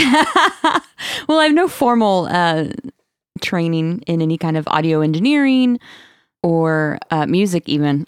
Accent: Marshfield, Missouri, United States; I'm from Marshfield, Missouri

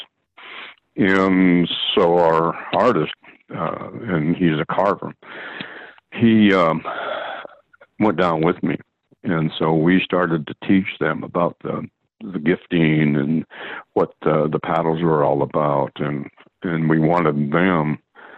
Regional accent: Sequim, Washington, United States; also born or lived in Port Townsend, Washington; My dad worked down there, actually, when I was a kid. I was born in October 42, and he worked down there for about 6 or 7 years

